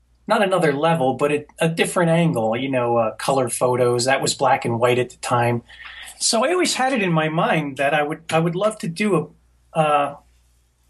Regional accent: New Jersey, United States; I grew up in New Jersey

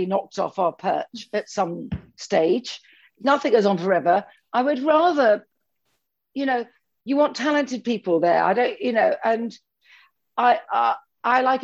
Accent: London, United Kingdom; I'm a Londoner and I'm in central London

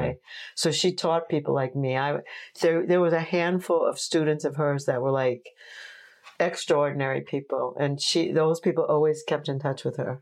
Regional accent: Oceanside, New York, United States; also born or lived in Brooklyn, New York / Fire Island; we moved to Long Island when I was like six or something

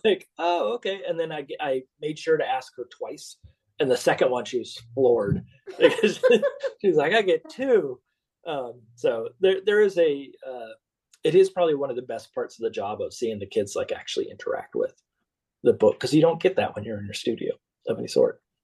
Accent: Minnesota, United States; When I grew up in Minnesota, we were the only family

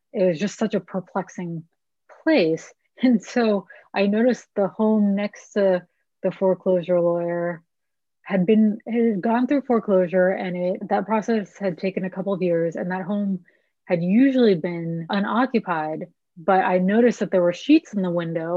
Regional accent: El Granada, California, United States; moved away as an adult; also born or lived in San Francisco / East Coast / Austin; I was born in San Francisco and moved south of the city to a little town called El Granada when I was 4 and kind of grew up there

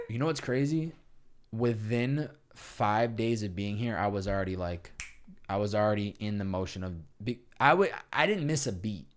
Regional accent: Chicopee, Massachusetts, United States; moved away as an adult; also born or lived in Boston, Massachusetts; I grew up in Chicopee, Massachusetts, about an hour and a half west of, uh, of Boston.

